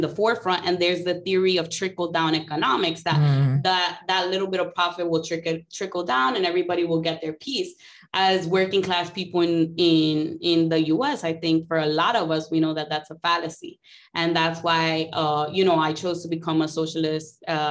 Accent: New York City, New York, United States; I grew up in New York City public schools.

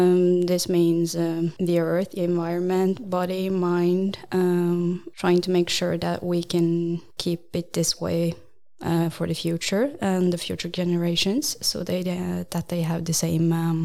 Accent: Trondheim, Trøndelag, Norway; Well, I'm from Trondheim, 25 years old

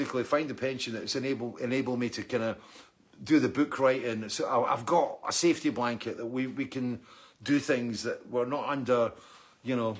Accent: Scotland, United Kingdom; also born or lived in East Lothian; I'm Scottish

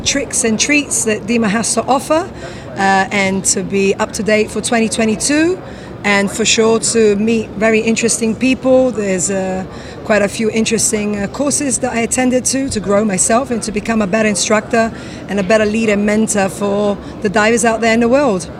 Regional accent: London, United Kingdom; moved away as an adult; now in Curaçao; Originally, I'm from London, but I've been living in the Caribbean

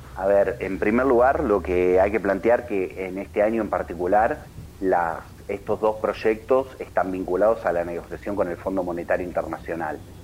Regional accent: Argentina; como argentinos

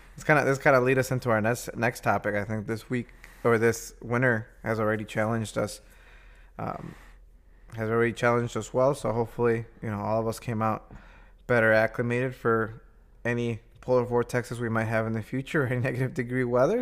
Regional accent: Midwest, United States; being a Midwesterner

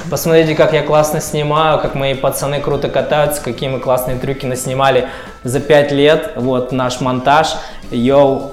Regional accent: Tyumen, Tyumen Oblast, Russia; мне 36 лет, я родился в Тюмени.

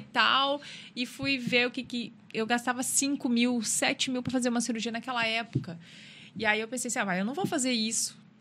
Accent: Rio Grande do Sul, Brazil; moved away as an adult; eu sou do Rio Grande do Sul e já vim para cá para estudar

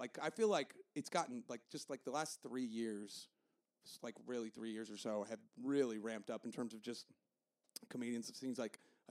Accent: San Antonio, Texas, United States; also born or lived in New York; I grew up in San Antonio, and it's predominantly Hispanic here

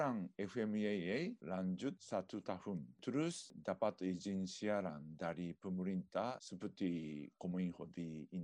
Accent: Japan; Indonesian is a second language; now in Indonesia; Saya orang Jepang. Eh, tapi de, sudah lama melaksanakan de, aktivitas di Indonesia.

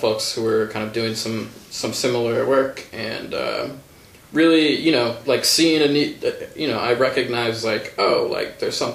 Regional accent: Shorewood, Wisconsin, United States; So I grew up in Shorewood. You know, when I moved there when I was 9, and you know, all throughout high school.

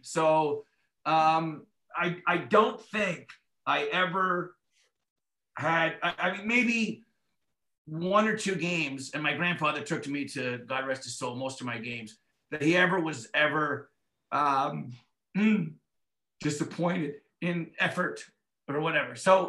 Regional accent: Toronto, Ontario, Canada; He's from Scarborough. I'm from Scarborough.

